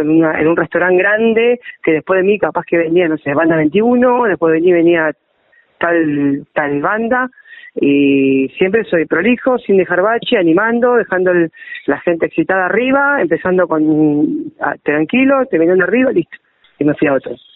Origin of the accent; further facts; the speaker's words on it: Berisso, Buenos Aires Province, Argentina; now in La Plata, Argentina; Yo soy oriundo de Berizo